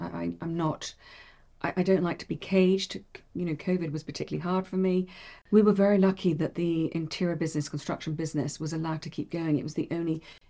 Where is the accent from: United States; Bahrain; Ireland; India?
Bahrain; I grew up in Bahrain. I'm fine with the heat.